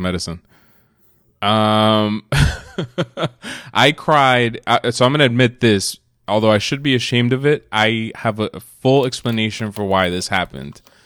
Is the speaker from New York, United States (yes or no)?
yes; New York City, New York, United States; moved away; also born or lived in New Jersey; we were both born in New York City. Yes, For the most part, you grew up in New Jersey. I grew up in New York.